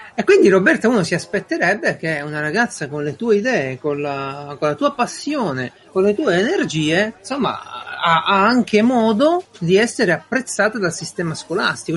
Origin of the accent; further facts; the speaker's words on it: Italy; il mio paese